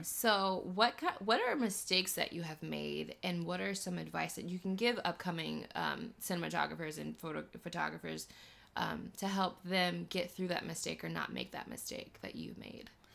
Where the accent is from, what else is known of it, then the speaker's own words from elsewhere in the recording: Missouri, United States; now in Los Angeles, United States; when I go home to Missouri